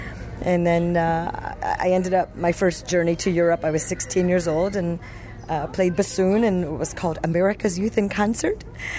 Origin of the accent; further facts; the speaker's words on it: Miami, Florida, United States; So I started classical lessons with a wonderful teacher down in Miami. I was born in Miami.